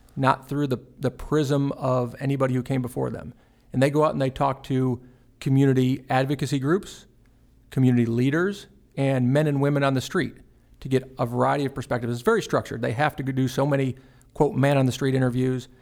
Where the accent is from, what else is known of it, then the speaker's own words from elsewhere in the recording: Fort Worth, Texas, United States; moved away as an adult; also born or lived in Austin, Texas; now in Chattanooga, United States; I grew up in Fort Worth, Texas